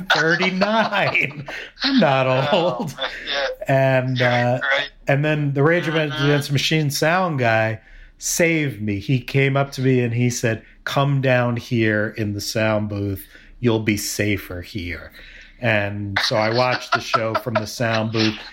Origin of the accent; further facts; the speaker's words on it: New York, United States; moved away as an adult; now in Indianapolis, United States; I grew up in New York